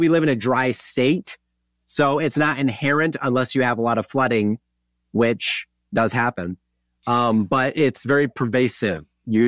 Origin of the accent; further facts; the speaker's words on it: Wisconsin, United States; also born or lived in Kansas; Yeah, and I grew up in Wisconsin, but I lived in southern or midwestern Kansas for a while.